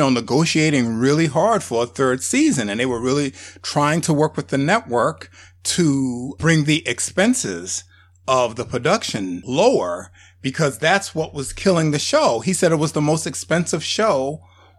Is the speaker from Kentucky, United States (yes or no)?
no; New York, United States; I'm from New York